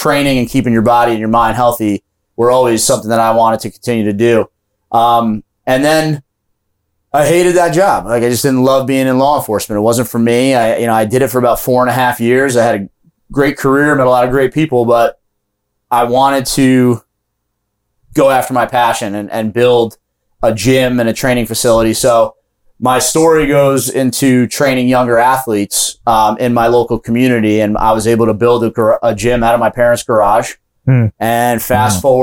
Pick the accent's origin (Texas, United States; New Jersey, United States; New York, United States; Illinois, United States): New York, United States; Monroe; I got employed at a local gym in my hometown in Monroe, New York